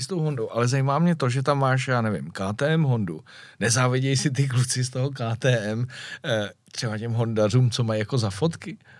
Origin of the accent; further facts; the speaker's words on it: Czechia; jsem z České republiky